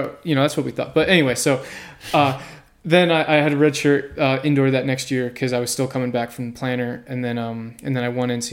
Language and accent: English; Manalapan, New Jersey, United States; I grew up in New Jersey, in Manalapan, New Jersey, about an hour south of New York City